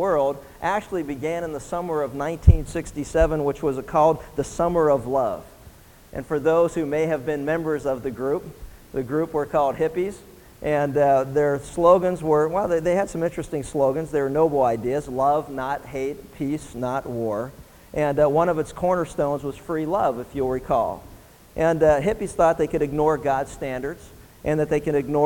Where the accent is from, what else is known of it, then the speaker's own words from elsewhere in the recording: Pennsylvania, United States; as a teenager growing up in Pennsylvania